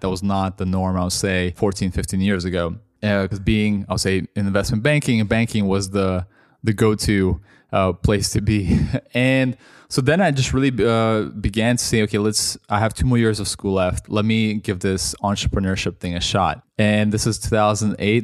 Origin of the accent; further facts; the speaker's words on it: Toronto, Ontario, Canada; moved away as an adult; also born or lived in Russia; now in London, United Kingdom; I grew up mostly in Canada